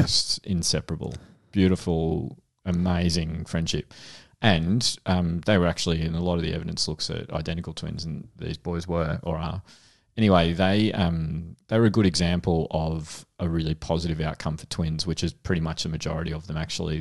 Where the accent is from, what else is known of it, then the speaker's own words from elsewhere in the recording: Frankston, Victoria, Australia; I grew up in Frankston